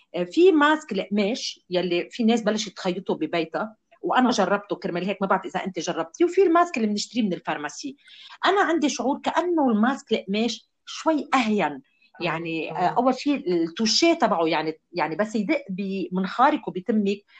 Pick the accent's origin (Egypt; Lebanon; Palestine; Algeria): Lebanon; كلنا كلبنانيين